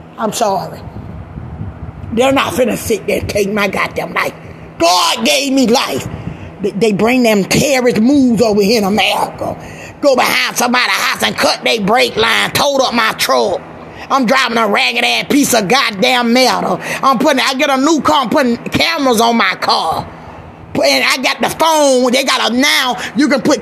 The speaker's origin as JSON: {"language": "English", "region": "Georgia", "country": "United States", "moved": "yes", "lives_now": "California, United States", "said": "I'm from Georgia"}